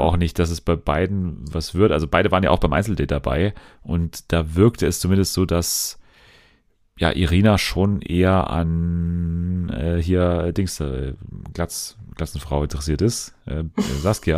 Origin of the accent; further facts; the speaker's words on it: Munich, Bavaria, Germany; ich komme doch aus München